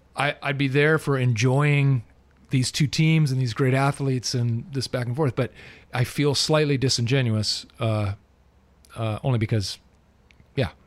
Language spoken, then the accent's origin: English; Southern California, United States; I'm a legit born and raised in Southern California